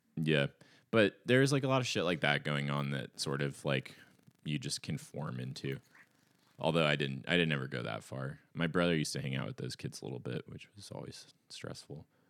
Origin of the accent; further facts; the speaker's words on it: Ashland, Oregon, United States; there were a lot of crust punks in my hometown